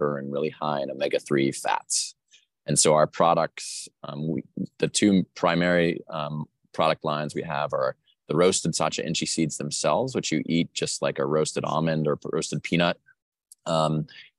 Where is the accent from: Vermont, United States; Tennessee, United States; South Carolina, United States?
Vermont, United States; moved away as an adult; also born or lived in New York City; now in New Orleans, United States; I grew up in Vermont and then lived in New York City for a while